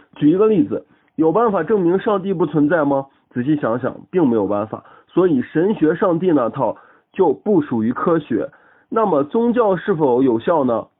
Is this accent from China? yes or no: yes; Xi'an, Shaanxi, China; 我是一个来自西安的理科大学生